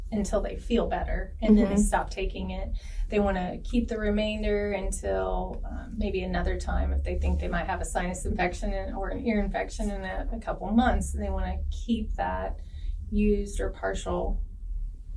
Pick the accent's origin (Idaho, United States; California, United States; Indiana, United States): Indiana, United States; Knox County; I grew up in Knox County. I graduated from South Knox High School, and I went to Vincent University